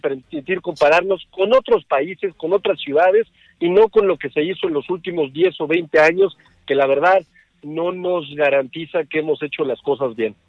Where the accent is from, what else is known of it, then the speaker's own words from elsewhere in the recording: Aguascalientes, Mexico; mi tierra, en Aguascalientes